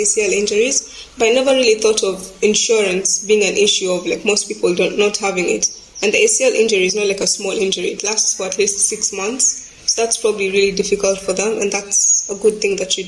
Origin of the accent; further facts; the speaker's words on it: Kenya; from Kenya